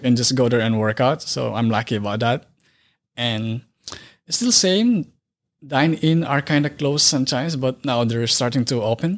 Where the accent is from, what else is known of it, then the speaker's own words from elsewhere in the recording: Philippines; moved away as an adult; now in Wisconsin, United States; I grew up in Philippines